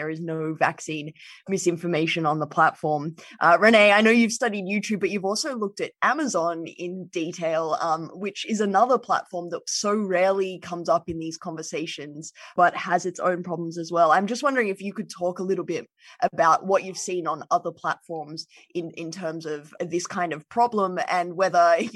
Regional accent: Australia; as an Australian

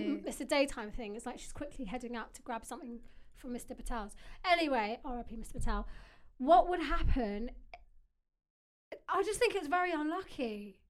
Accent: Wales, United Kingdom; I'm 23 from Wales.

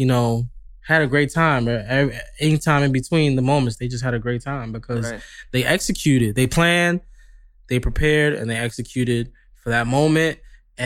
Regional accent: New York, United States; moved away as an adult; now in Los Angeles, United States; I'm from New York, you know, obviously, LA people tell me I have an accent

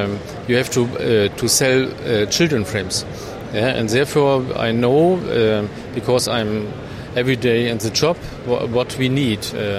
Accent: Germany; English is a second language; We are from Germany, and we have not so much German clients.

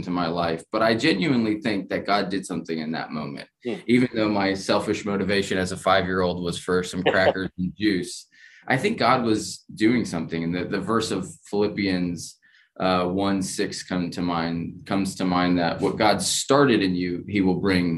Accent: Keene, New Hampshire, United States; I grew up in Keene. So the southwest corner of the state.

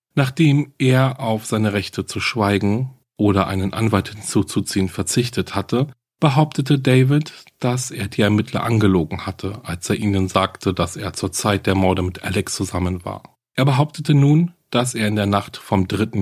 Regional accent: Germany; bei uns in Deutschland

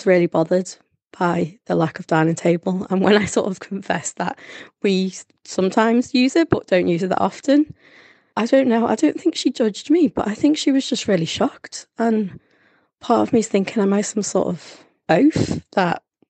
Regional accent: Liverpool, North West England, United Kingdom; I come from Liverpool and I have grown up, we've been on the breadline

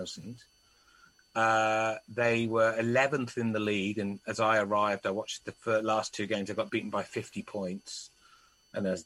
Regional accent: Wales, United Kingdom; also born or lived in England; Born in England, only as a baby, raised entirely almost in Wales

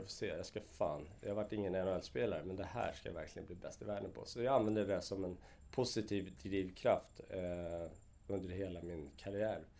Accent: Vallentuna, Stockholm County, Sweden; Jag är uppväxt ute i Vallentuna

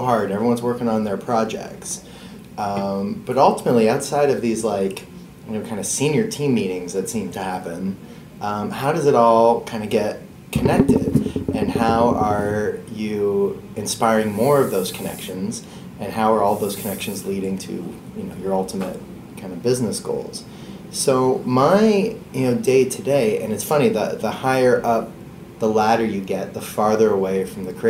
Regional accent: Canada; as a Canadian kid growing up

